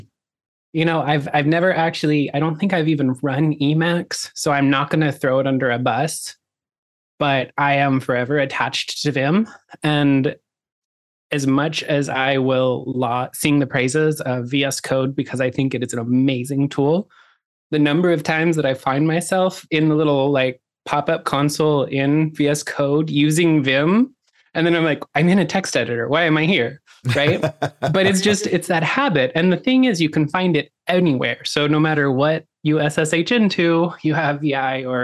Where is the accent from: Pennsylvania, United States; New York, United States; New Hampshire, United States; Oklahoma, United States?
Oklahoma, United States; I grew up in Oklahoma, which is kind of like the poor Texas.